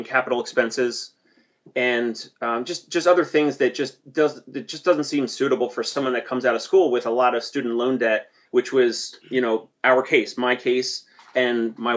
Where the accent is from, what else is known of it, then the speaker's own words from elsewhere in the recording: New Jersey, United States; I come from South Jersey, and my dad owns and operates a tree service